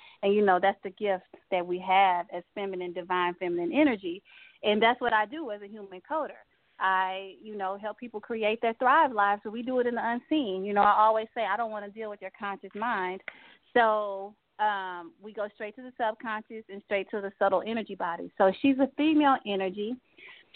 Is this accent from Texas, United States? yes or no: yes; Texas, United States; I'm from Texas